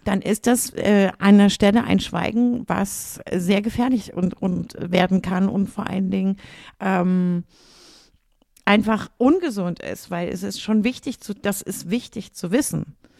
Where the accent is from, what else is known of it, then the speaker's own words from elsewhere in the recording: Lüneburg, Lower Saxony, Germany; Ich bin in Lüneburg geboren worden. Okay. So, da bin ich auch die ersten Jahre aufgewachsen und dann irgendwann ähm, mit meinen Eltern halt zu meinen Großeltern mit quasi im Haus, wie man, wie man das so hat, ne, mhm. auf dem Dorf